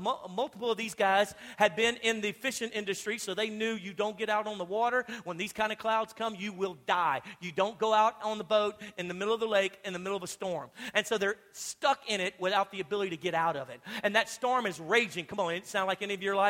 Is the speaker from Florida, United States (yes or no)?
no; Louisiana, United States; I'm from Louisiana.